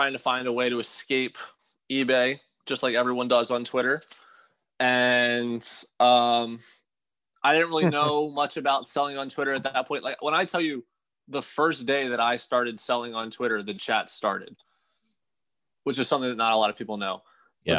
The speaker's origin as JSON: {"language": "English", "region": "New Jersey", "country": "United States", "tie": "born or raised there", "also_born_or_lived": "Philadelphia", "said": "I am from South Jersey, which is probably, like, I'm probably about 15 to 20 minutes away from Philly. So, I mean, I've pretty much grown up around Philly in Philly"}